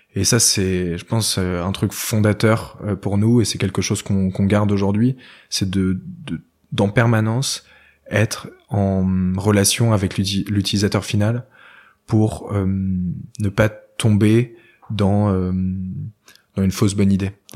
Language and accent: French; Argentré-du-Plessis, Brittany, France; je viens d'un village qui s'appelle Argentré-du-Plessis, qui est aux portes de Bretagne